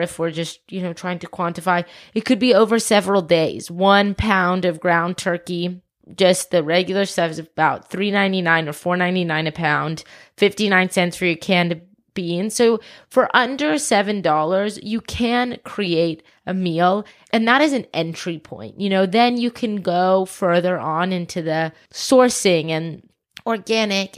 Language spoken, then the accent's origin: English; Atlanta, Georgia, United States; also born or lived in South Africa; born in South Africa, moved to the States when I was four, grew up in Atlanta